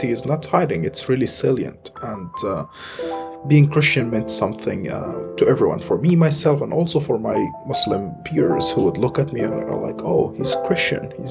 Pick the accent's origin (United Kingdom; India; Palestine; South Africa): Palestine; Gaza, Gaza Strip; moved away as an adult; now in West Bank, Palestine; So I grew up in uh, a city called Gaza in the uh, Mediterranean Sea. It's uh, part of uh, what we'd call Palestine, uh, some would call the Palestinian territories. Uh, growing up in Gaza